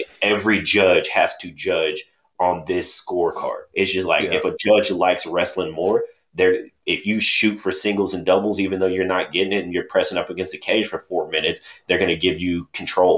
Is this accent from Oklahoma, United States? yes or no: yes; Oklahoma City, Oklahoma, United States; moved away; If we were fighting in OKC or something, and I'm down there and like family and friends is there